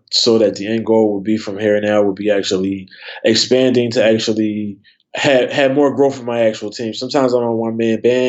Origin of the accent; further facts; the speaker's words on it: Philadelphia, Pennsylvania, United States; I grew up in Philly